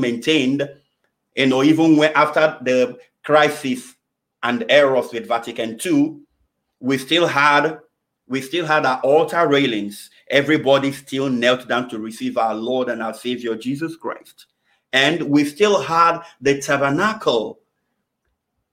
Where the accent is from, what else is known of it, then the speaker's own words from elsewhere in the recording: Nigeria; moved away; my home country, Nigeria. I know growing up in Nigeria